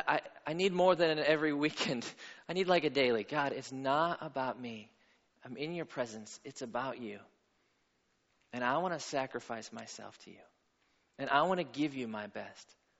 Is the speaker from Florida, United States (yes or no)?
no; Pittsburgh, Pennsylvania, United States; moved away as an adult; also born or lived in Atlanta; I grew up in Pittsburgh